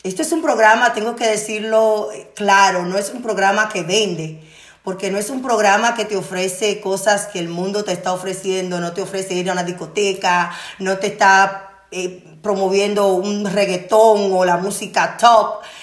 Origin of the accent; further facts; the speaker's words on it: Dominican Republic; Radio República Dominicana, mi tierra